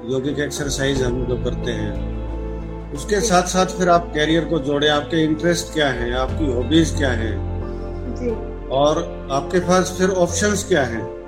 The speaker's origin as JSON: {"language": "Hindi", "region": "Haryana", "country": "India", "said": "मैं हरियाणा से बिलोंग करता हूँ"}